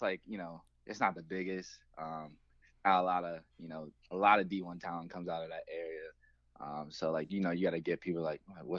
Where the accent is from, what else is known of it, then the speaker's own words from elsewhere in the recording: Delmar, Delaware, United States; I grew up in Delmar, Delaware.